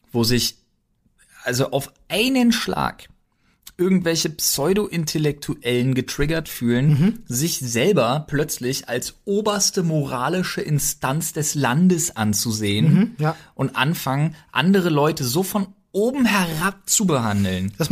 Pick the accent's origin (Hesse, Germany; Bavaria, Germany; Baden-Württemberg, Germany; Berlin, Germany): Berlin, Germany; now in Brandenburg, Germany; Gut, jetzt habe ich gut lachen, weil ich jetzt Brandenburger bin. Aber auch als Berliner, als Exil-Berliner, der ich ja jetzt bin